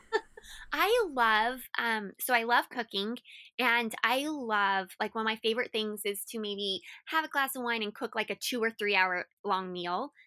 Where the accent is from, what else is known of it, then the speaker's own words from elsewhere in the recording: Colorado Springs, Colorado, United States; moved away as an adult; also born or lived in Florida; I had grown up and was raised in Colorado my whole life